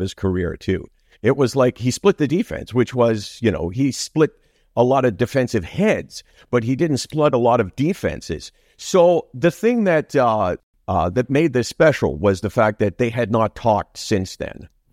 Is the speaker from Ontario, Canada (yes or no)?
yes; Toronto, Ontario, Canada; that's my upbringing all the way in Toronto. I've never lived anyplace else.